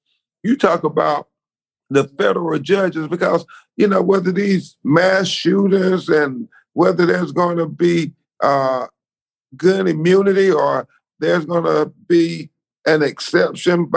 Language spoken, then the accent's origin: English; Florida, United States; my home state of Florida